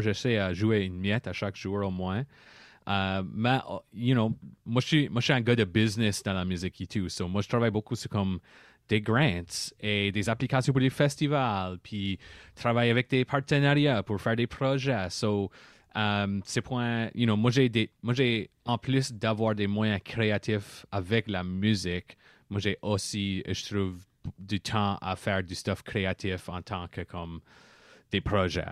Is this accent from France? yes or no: no; Par-En-Bas, Yarmouth area, Nova Scotia, Canada; also born or lived in Halifax; je viens de l'île des Sirettes